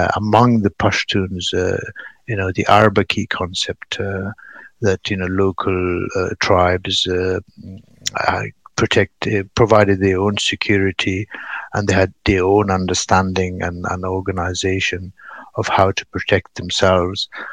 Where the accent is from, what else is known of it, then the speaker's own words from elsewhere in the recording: Paktia, Afghanistan; moved away as an adult; now in Bergen, Norway; I'm come from Paktia